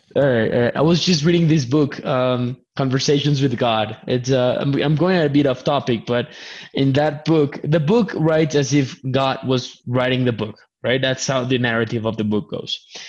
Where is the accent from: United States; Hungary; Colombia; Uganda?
Colombia; English is a second language; I'm, I'm from Colombia. English is my second language